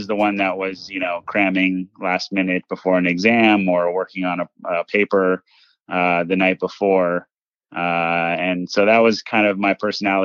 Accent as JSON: {"language": "English", "town": "Los Angeles", "region": "California", "country": "United States", "tie": "born or raised there", "said": "I grew up in Los Angeles, California, and went to school in California as well at UC Berkeley"}